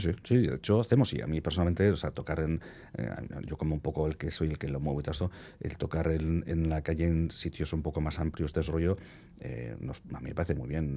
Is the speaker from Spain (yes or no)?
yes; Bilbao, Basque Country, Spain; cada uno de los de la banda somos de Deusto, de origen de Deusto